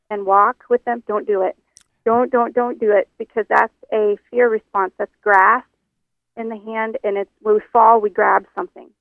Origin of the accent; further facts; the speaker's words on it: Oklahoma, United States; moved away; I'm from Oklahoma originally, and all my people are, are from the South